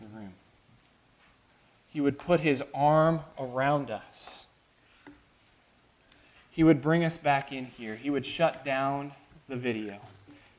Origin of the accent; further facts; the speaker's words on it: United States